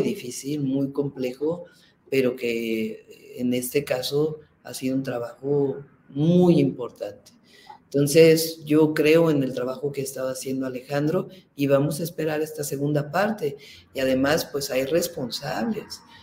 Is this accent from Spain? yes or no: no; Mexico City, Mexico; nací en la Ciudad de México